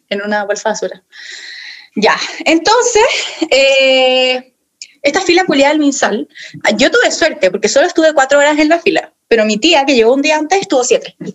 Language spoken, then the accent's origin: Spanish; Chile; Y yo, como soy nacional, como soy chilena, no me pueden negar la entrada a mi país, obviamente.